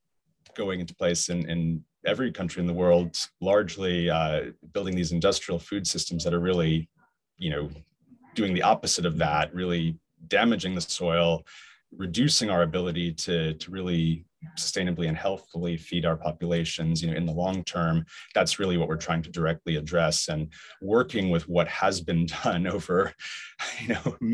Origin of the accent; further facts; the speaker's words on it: Hong Kong; growing up in Hong Kong